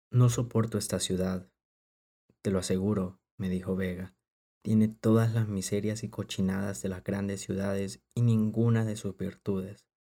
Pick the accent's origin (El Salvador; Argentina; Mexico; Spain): El Salvador; somos tan fanáticos como salvadoreños